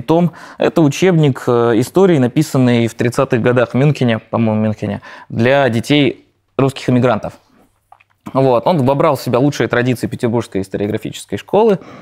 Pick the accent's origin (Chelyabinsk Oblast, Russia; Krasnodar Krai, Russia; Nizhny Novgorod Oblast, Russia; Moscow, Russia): Nizhny Novgorod Oblast, Russia; Nizhny Novgorod; И я родом из Нижнего Новгорода